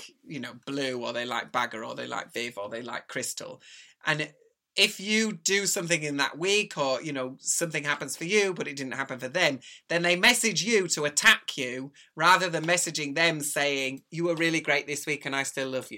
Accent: Brighouse, Yorkshire and the Humber, United Kingdom; I'm also from Brighouse

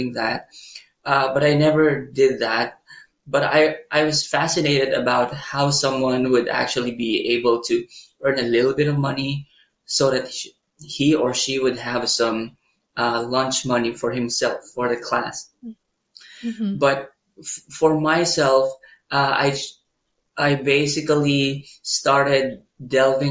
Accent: Manila, Metro Manila, Philippines; moved away as an adult; also born or lived in Baguio City, Philippines; now in Taiwan; I was actually raised in Manila

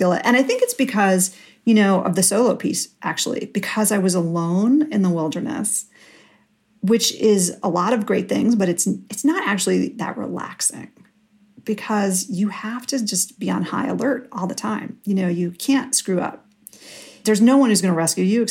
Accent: New York City, New York, United States; I grew up in New York City. I grew up on the Upper West Side

